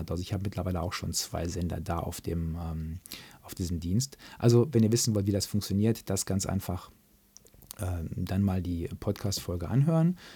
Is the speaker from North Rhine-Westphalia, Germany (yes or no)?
yes; North Rhine-Westphalia, Germany; da gibt es dann bei uns, im, da wo ich groß geworden bin, im Märkischen Kreis, gab es halt zwei Vereine